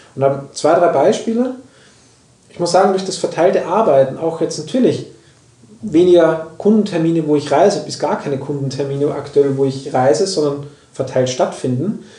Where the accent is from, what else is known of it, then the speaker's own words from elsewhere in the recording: Austria; moved away; ich komme aus Österreich